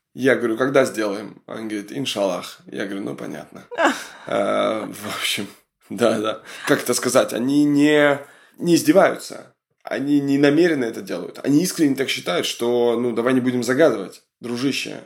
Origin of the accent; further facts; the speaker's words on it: Kamchatka Krai, Russia; Я просто с Камчатки сам